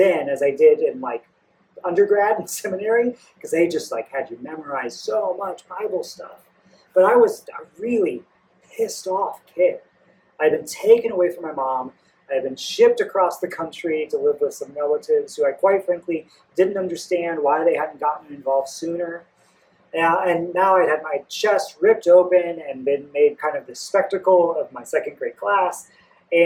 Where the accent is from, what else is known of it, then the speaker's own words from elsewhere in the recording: Goshen, Indiana, United States; also born or lived in Alaska; And so after fourth grade, I moved from Indianapolis up to Goshen, Indiana, with the Parrots and my new family